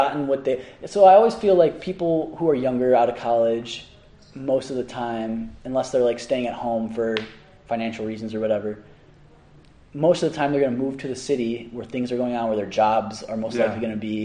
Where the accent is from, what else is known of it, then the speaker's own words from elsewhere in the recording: Orland Park, Illinois, United States; moved away as an adult; Orland Park, Illinois. So that's a suburb of Chicago.